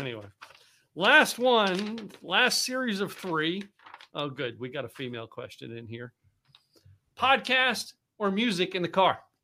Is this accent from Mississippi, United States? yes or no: no; Philadelphia, Pennsylvania, United States; the radio station that I grew up listening to in Philadelphia, Pennsylvania.